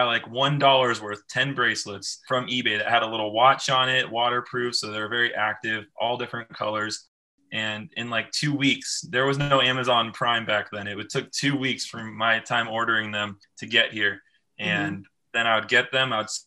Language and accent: English; Moorpark, California, United States; I grew up in a small town called Moore Park, California, 66 miles outside of Los Angeles